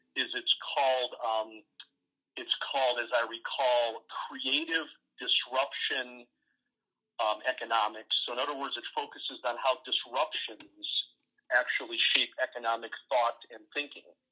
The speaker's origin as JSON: {"language": "English", "region": "Ohio", "country": "United States", "tie": "born or raised there", "said": "I live in the Midwest in a state called Ohio. I was born here in Ohio"}